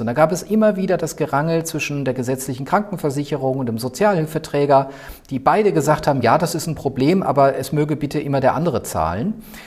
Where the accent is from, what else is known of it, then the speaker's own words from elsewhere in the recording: Mannheim-Heidelberg area, Baden-Württemberg, Germany; moved away as an adult; also born or lived in Würzburg / Rostock / Brandenburg; now in Berlin, Germany; Ich komme eigentlich aus der Ecke Mannheim-Heidelberg